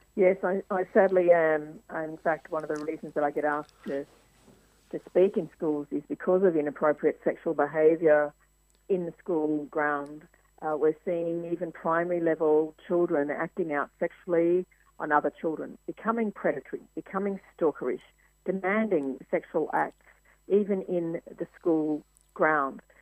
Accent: Mildura, Victoria, Australia; moved away as an adult; also born or lived in United States; One of the first stories I did in my hometown was of the opening of the first women's refuge in Mildura

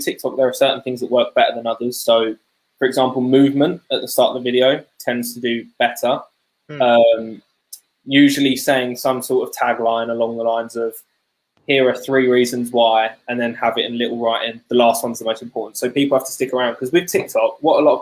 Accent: United Kingdom; I'm British

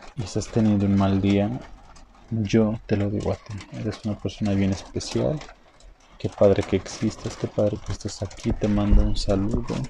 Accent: Mexico; México es parte de Norteamérica. Somos norteamericanos

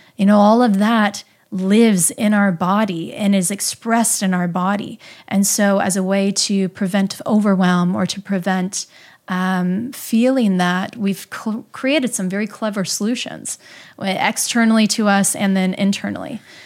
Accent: Midwest, United States; I grew up in the Midwest

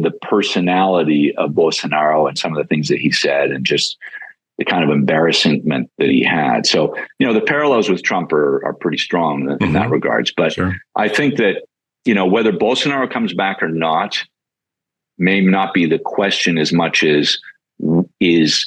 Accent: Canada; moved away; as a Canadian, and people in the States don't always know this, but when I grew up in Canada

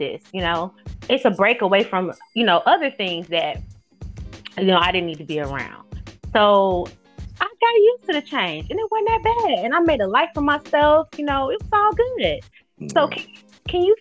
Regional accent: Cincinnati, Ohio, United States; moved away; also born or lived in Alabama; I grew up in Cincinnati

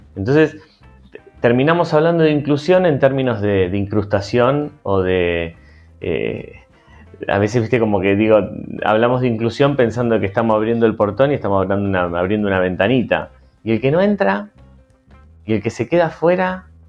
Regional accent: Argentina; also born or lived in Partido de la Costa, Buenos Aires Province; estamos, como argentinos

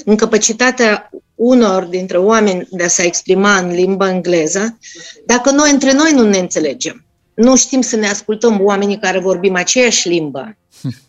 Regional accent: Russia; first language Russian; Romanian is a second language; now in Romania; eu sunt din Rusia, vorbim rusă, normal

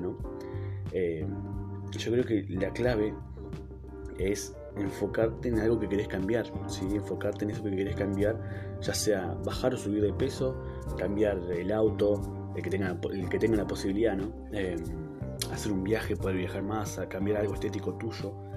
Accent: Neuquén, Argentina; en Neuquén justamente, em, que es de donde soy

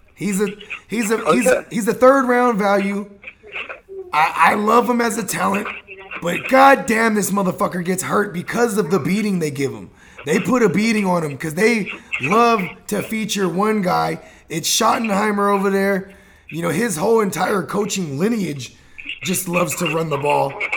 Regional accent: Bay Area, California, United States; I'm from the Bay Area

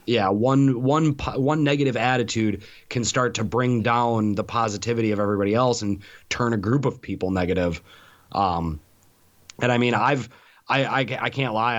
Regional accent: Milwaukee, Wisconsin, United States; moved away; growing up in Milwaukee

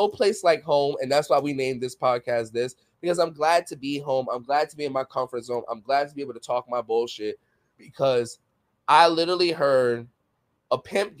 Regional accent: New York City, New York, United States; And I'm from New York City. Y'all all know that. So like I'm used to like, you know, Spanish music in the background, arguments, gunshots.

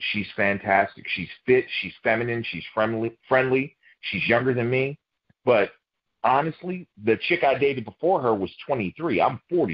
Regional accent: Baltimore, Maryland, United States; I'm from Baltimore

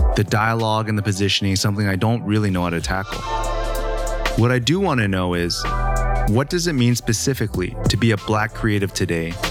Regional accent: Canada; growing up in Canada

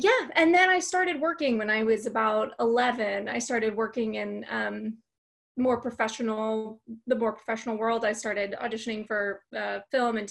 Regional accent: Fullerton, California, United States; I grew up in Orange County, California, a town called Fullerton

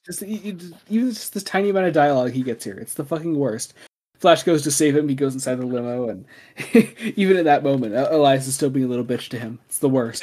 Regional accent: United States; we are American.

